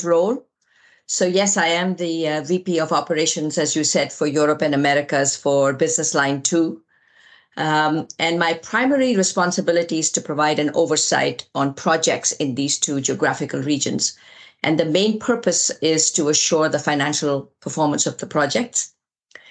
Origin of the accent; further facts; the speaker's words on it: India; moved away as an adult; also born or lived in Delhi, India; now in United States; We moved from India to the US, my husband and I, with a very young daughter